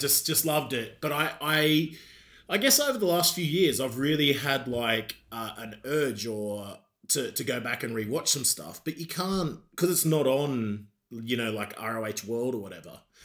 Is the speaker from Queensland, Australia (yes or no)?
yes; Queensland, Australia; moved away as an adult; now in United Kingdom; I'm from a proper bogan Australia, mate. I'm from Queensland